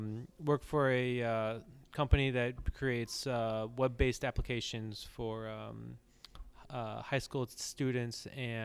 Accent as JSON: {"language": "English", "town": "Fort Wayne", "region": "Indiana", "country": "United States", "tie": "born or raised there", "moved": "yes", "lives_now": "Chicago, United States", "said": "Yes, I'm originally from Fort Wayne, Indiana."}